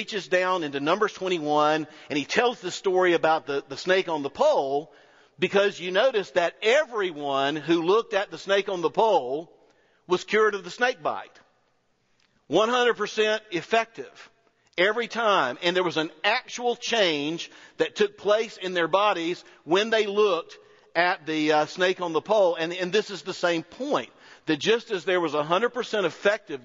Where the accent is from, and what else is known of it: North Florida, United States; also born or lived in Auburn